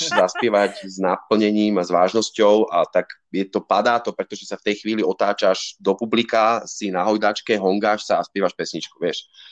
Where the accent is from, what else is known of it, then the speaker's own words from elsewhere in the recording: Bratislava, Bratislava Region, Slovakia; aj keď som z Bratislavy, tak som vlastne do 14 bol každý víkend na chalupe